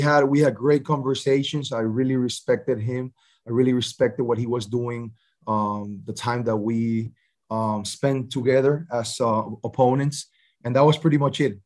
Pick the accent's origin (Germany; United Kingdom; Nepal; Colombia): Colombia; Barranquilla, Atlántico; my hometown, Barranquilla, Colombia